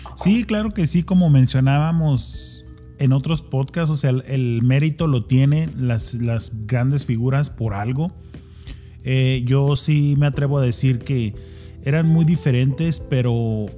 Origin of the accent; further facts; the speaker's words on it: Ciudad Juárez, Chihuahua, Mexico; yo vengo de Ciudad Juárez